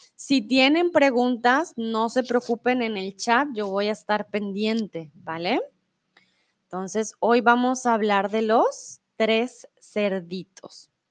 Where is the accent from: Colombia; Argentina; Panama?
Colombia; first language Spanish; now in Germany; soy de Colombia, pero comúnmente vivo en Alemania y ahora estoy en ah, México